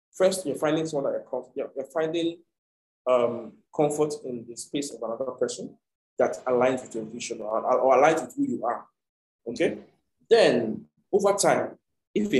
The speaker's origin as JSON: {"language": "English", "country": "Nigeria", "said": "I'm from Nigeria, you know, and I go back and forth"}